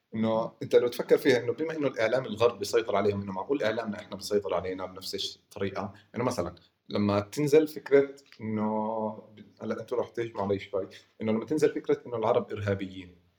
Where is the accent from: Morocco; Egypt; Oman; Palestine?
Palestine; Hebron, West Bank